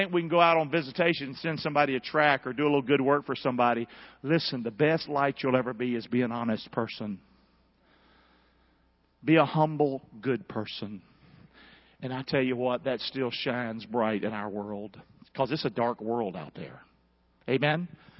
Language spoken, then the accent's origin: English; Rockingham, North Carolina, United States; I grew up in a bad place. I grew up in Rockingham. Chuck, you've been on my street, ain't you, Bubba? Did it look like a happy street?